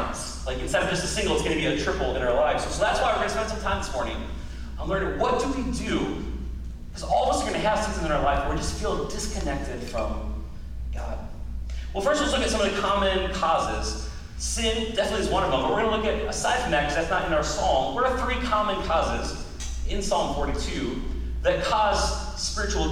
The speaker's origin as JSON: {"language": "English", "country": "United States", "said": "as American Christians"}